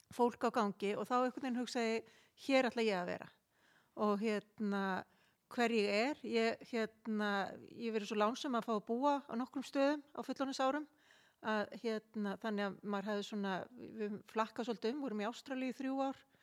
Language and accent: Icelandic; Kópavogur, Capital Region, Iceland; also born or lived in Selfoss / Australia; now in Garðabær, Iceland; ég er alveg upp í Kópavóinum, bjón okkur ára og selfósi sem barn